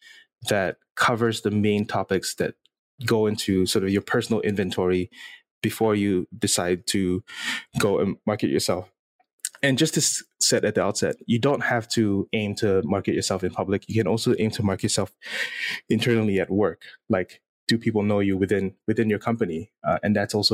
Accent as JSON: {"language": "English", "country": "Singapore", "tie": "born or raised there", "said": "I'm born and raised in Singapore"}